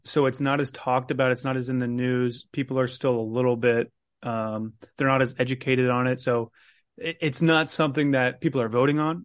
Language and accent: English; Carmel, Indiana, United States; I'm actually from Carmel myself, so that's my mayor